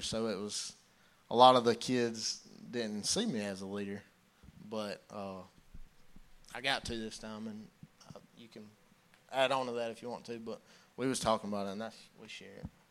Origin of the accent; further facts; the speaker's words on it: Belton, United States; I grew up in Belton. Grew up coming here to church.